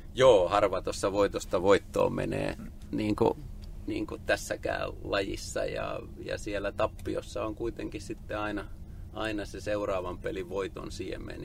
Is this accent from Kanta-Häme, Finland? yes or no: no; Tampere, Pirkanmaa, Finland; Mä oon Tampereen kasvatti ja asunut koko lapsuuteni lähellä hakametsää